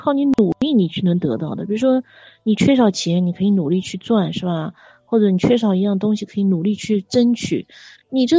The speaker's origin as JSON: {"language": "Chinese", "region": "Shanghai", "country": "China", "said": "上海的，"}